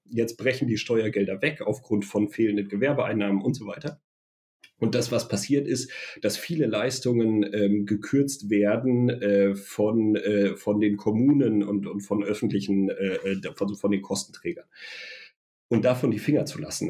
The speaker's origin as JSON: {"language": "German", "area": "a small village in the Sauerland", "region": "North Rhine-Westphalia", "country": "Germany", "tie": "born or raised there", "said": "ein kleines sauerländisches Dorf, wo ich herkomme"}